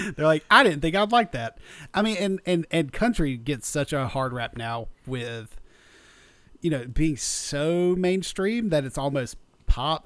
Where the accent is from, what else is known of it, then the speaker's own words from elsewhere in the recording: South Georgia, United States; growing up in South Georgia